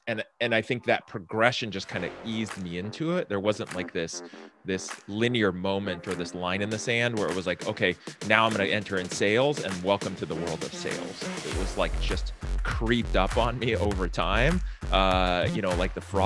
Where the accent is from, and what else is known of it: San Francisco Bay Area, California, United States; born or raised there